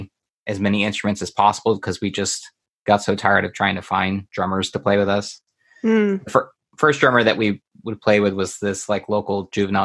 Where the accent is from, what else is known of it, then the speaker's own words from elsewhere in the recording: Houston, Texas, United States; growing up outside of Houston, and we were on like the outskirts